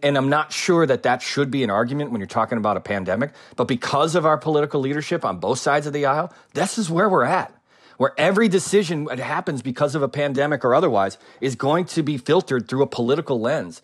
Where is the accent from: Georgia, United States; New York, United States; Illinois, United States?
Illinois, United States; Wonder Lake; I grew up in Wonder Lake, Illinois, which is deep into McHenry County